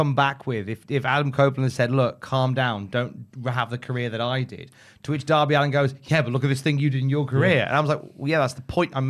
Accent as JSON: {"language": "English", "region": "West Midlands", "country": "United Kingdom", "said": "I'm from the West Midlands."}